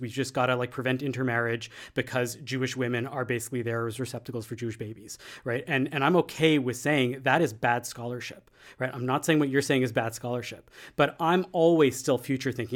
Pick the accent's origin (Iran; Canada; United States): Canada; as a Canadian